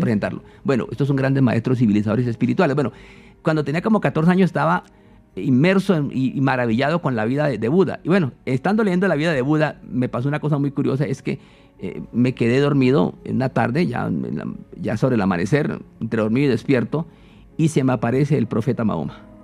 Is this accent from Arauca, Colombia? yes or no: no; San Juan de Arama, Meta, Colombia; also born or lived in Cumaral, Meta; yo nací en los llanos orientales de Colombia soy de Cumaral Meta pero cuando tenía pocos meses de edad me llevaron a, mis padres a vivir cerca de la Sierra de la Macarena, en un pueblo que se llama San Juan de Arama